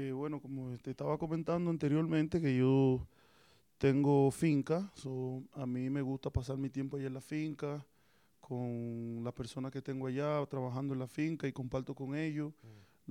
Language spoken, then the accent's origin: Spanish; Yaguate, San Cristóbal, Dominican Republic; also born or lived in Tampa, United States; soy dominicano, de allá de la provincia de San Cristóbal, del municipio de Yaguate. Ahí soy, soy nacido y criado y sigo viviendo allá todavía